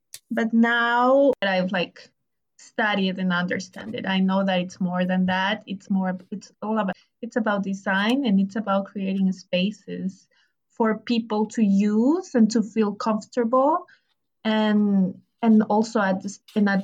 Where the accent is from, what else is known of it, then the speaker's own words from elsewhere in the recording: Ecuador; now in New York, United States; I'm from Ecuador